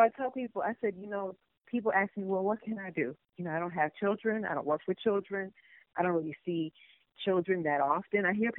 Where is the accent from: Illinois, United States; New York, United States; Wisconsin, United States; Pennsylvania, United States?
Illinois, United States; Chicago; Oh, I'm from Chicago, and I used to see him come to that McDonald's